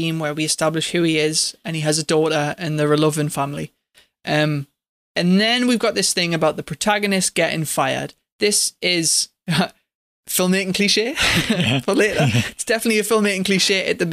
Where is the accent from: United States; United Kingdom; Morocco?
United Kingdom; England; I'm English